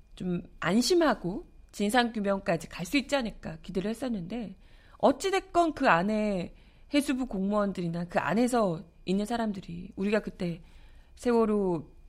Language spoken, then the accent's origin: Korean; Busan, South Korea; now in Seoul, South Korea; 저는 이제 부산에서 어린 시절을 보냈기 때문에